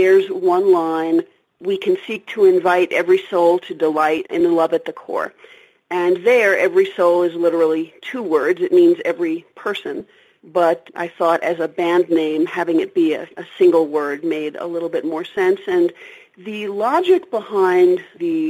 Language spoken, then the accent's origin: English; New York City, New York, United States; I grew up in New York City and I'm totally an urban girl